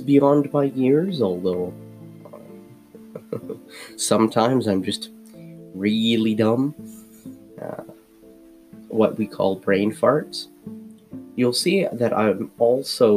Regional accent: Ottawa, Ontario, Canada; also born or lived in Amman, Jordan / Iraq (parents); I moved to Canada when I was 8

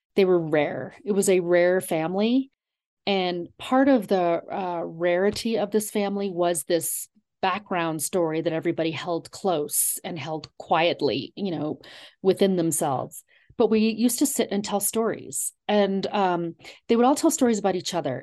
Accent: Garden City, New York, United States; moved away as an adult; also born or lived in Vermont; now in Colorado, United States; my grandmother settled in a little town on Long Island called Garden City and that's where my father also settled and where my sister, brother, and I were raised

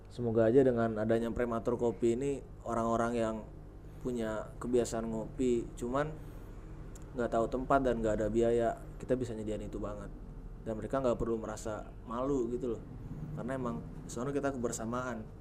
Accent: Padang, West Sumatra, Indonesia; panggil gua Padang karena gua dari Padang.

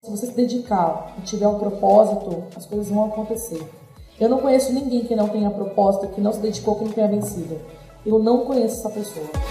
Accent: São Paulo, Brazil; sou de São Paulo, tenho 35 anos

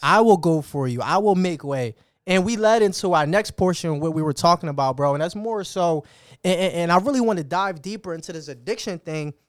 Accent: Atlantic City, New Jersey, United States; I come from Atlantic City

